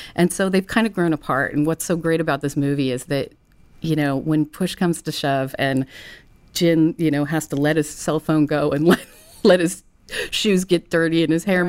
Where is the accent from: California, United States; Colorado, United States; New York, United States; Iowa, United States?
California, United States; Ventura; a tomboy growing up in Ventura, skateboarding, surfing, camping